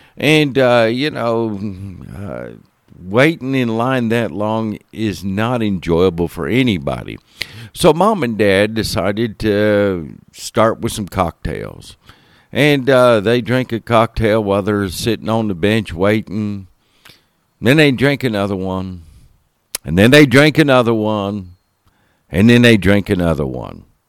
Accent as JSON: {"language": "English", "town": "Homestead", "region": "Florida", "country": "United States", "tie": "born or raised there", "said": "I spent those years, uh, growing up in Miami area, Homestead, Florida area."}